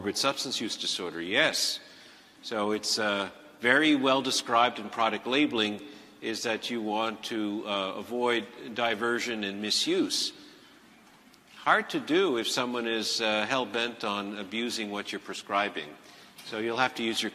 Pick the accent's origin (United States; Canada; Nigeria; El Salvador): Canada; Montreal, Quebec; I'm from Montreal, not Toronto.